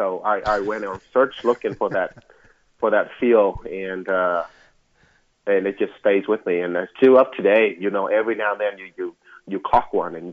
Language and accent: English; Vietnam; moved away; when I was growing up in Vietnam